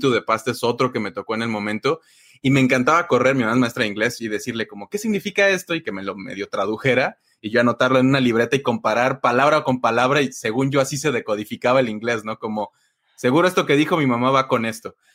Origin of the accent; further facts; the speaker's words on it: Mexico; no aprendí mucho de software en mi pueblo, pero de ahí vengo